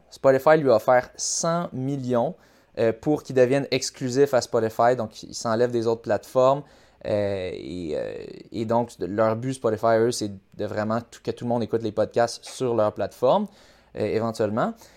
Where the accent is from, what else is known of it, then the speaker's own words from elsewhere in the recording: Quebec, Canada; moi aussi je suis québécois